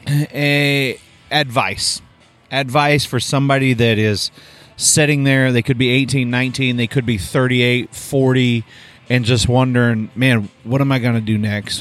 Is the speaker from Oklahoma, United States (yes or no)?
yes; Oklahoma, United States; moved away; I'm from Oklahoma